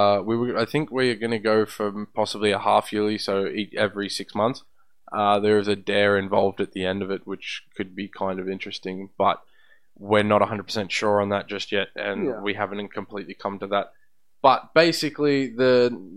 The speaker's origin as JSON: {"language": "English", "country": "Australia", "said": "We're Australian."}